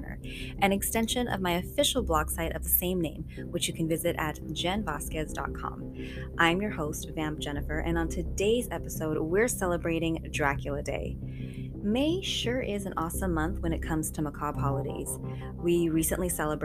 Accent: Long Beach, California, United States; my hometown of Long Beach, California

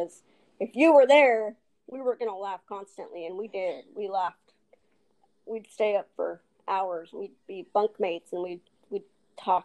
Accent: Texas, United States; accent: Texas; also born or lived in Albuquerque, New Mexico / Los Angeles; I was actually born in Albuquerque, New Mexico, but I was raised in Texas

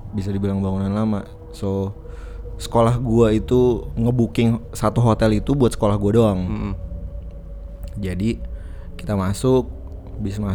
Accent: Jakarta, Indonesia; now in Bali, Indonesia; gue asli Jakarta tapi gue lagi tinggal di Bali

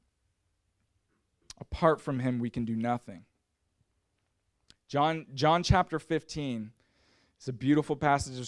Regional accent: Canada; I'm from Canada, and it got real cold in the wintertime

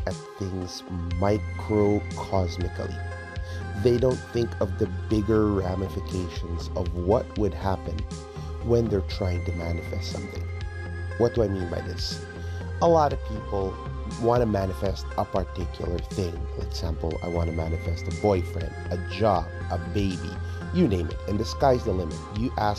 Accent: United States; now in Philippines; my home country is a nice place, but America is no place to struggle

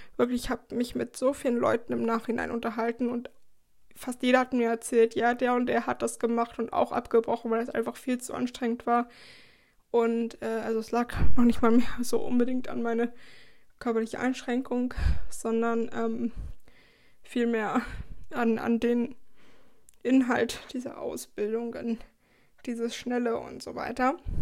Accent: Schleswig-Holstein, Germany; moved away as an adult; also born or lived in Baden-Württemberg; ich komme aus Schleswig-Holstein, also aus dem Bundesland ganz, ganz weit oben in der Nähe von Hamburg.

